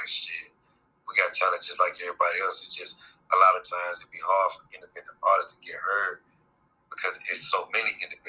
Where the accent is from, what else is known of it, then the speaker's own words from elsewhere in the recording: Charlotte, North Carolina, United States; Born and raised in Charlotte, West Side, Tennessee, for sure.